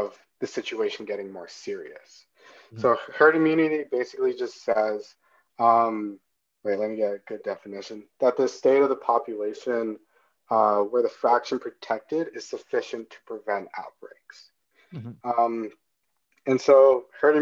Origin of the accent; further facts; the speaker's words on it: Canada; as a Canadian